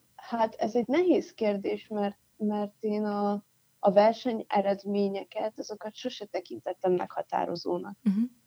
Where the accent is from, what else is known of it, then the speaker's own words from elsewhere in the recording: Pécs, Baranya, Hungary; Pécset nőttem fel